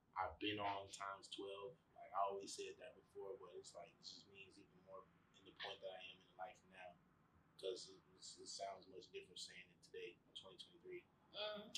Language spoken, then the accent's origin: English; Chicago, Illinois, United States; I'm from Chicago